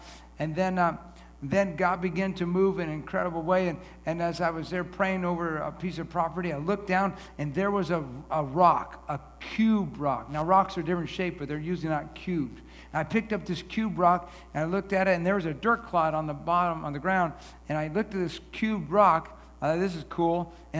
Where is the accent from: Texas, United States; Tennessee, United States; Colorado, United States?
Colorado, United States; Denver; moved away as an adult; also born or lived in Kansas; I'm from Denver. I grew up there, went to Colorado State University in Fort Collins